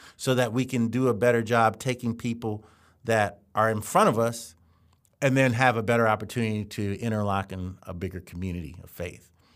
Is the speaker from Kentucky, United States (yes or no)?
no; Columbia, Maryland, United States; we grew up in Columbia, Maryland, which is a planned community